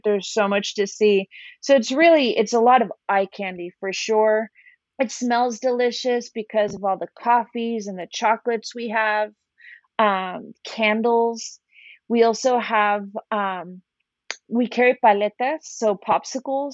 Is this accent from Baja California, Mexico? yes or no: yes; Tijuana, Baja California, Mexico; also born or lived in New York; now in San Diego, United States; growing up in Tijuana